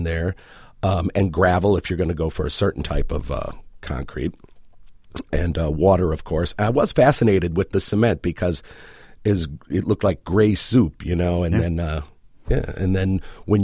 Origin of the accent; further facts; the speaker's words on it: Chicago, Illinois, United States; moved away; I was born and lived in Chicago, in the south side of Chicago